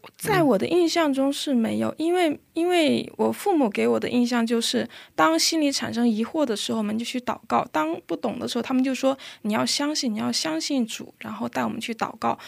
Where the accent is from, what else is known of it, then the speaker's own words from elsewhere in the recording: China; moved away as an adult; now in South Korea; 我来自中国。我的父亲是一位牧师，然后呢，因为我父亲的原因，所以我从小就在教会长大